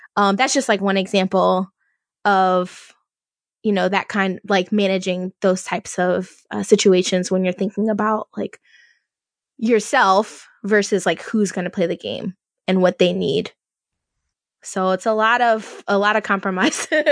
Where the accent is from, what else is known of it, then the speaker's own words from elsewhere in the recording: Louisiana, United States; I'm from Louisiana